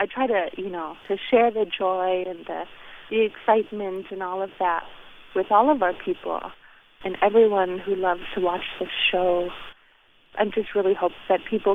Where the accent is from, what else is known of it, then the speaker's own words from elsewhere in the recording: Beaver, Alaska, United States; I'm actually talking to you from my childhood home in my village of Beaver, and it's along the Yukon River up in the interior of Alaska.